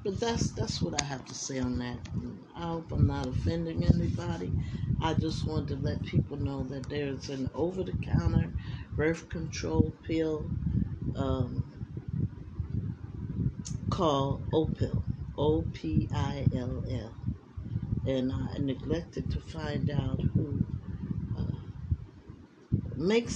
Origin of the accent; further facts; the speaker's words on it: United States; I love this country. It's the only country I know